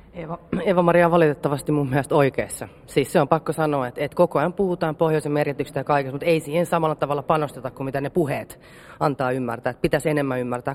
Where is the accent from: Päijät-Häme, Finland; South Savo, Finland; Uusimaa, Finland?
Uusimaa, Finland; Helsinki; mä oon stadilainen